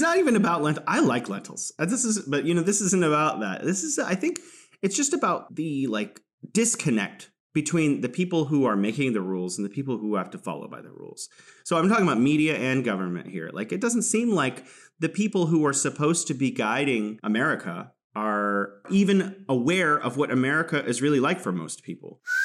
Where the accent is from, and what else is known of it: California, United States; now in Wuhan, China